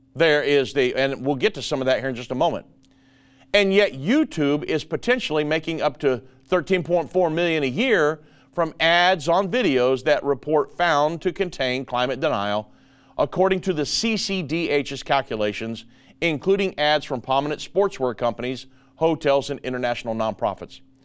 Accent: United States; I'm an American.

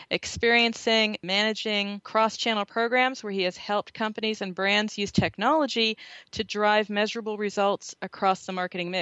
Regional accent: Pittsburgh, Pennsylvania, United States; I come from Pittsburgh

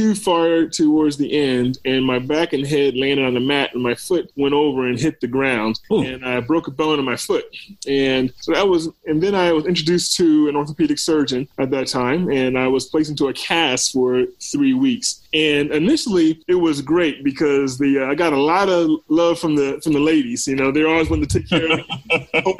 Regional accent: Hampton, Virginia, United States; moved away as an adult; also born or lived in Baltimore, Maryland / Atlanta, Georgia; I was born in Baltimore and was actually born at Johns Hopkins. And, you know, it's funny, I made my way back there for medical school and residency some, you know, 22 years later. I grew up in Virginia. I went to high school down in Hampton area, Hampton, Virginia

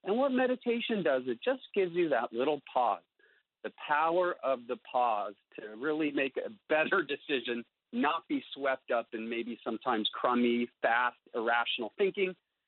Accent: India; also born or lived in San Francisco, United States; I was born in San Francisco. But at that point, we were living in the high Himalayas of northern India, and actually ended up having my 5th and 7th birthdays there

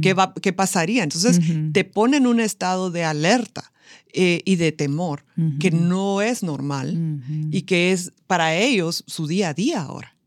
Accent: Guatemala; fundar diferentes fundaciones en Guatemala, de donde soy

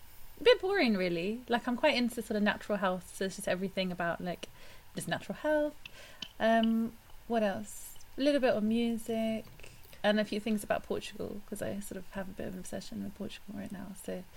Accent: northern India, India; So I'm from India too

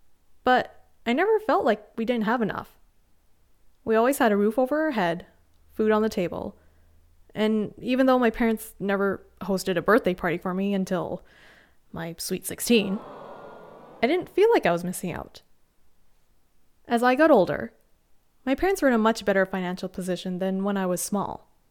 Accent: Canada; they moved to Canada, which is where I was born.

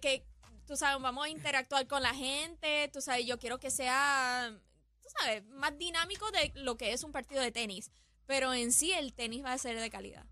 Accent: Puerto Rico; mi pueblo, a Puerto Rico

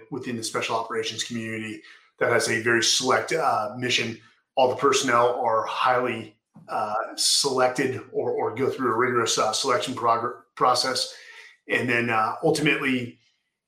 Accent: San Francisco, California, United States; Born and raised in San Francisco in the Bay Area

